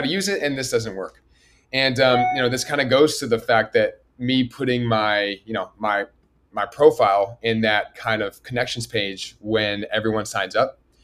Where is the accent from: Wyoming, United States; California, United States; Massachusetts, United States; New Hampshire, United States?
California, United States; Berkeley; moved away as an adult; now in Los Angeles, United States; I grew up in Berkeley, California.